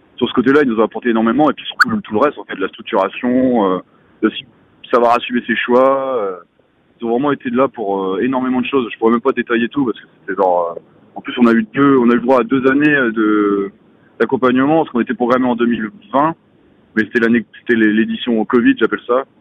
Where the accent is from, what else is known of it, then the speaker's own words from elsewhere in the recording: Côtes-d'Armor, Brittany, France; je suis originaire des Côtes d'Armor, j'ai grandi pas si loin de, de Binic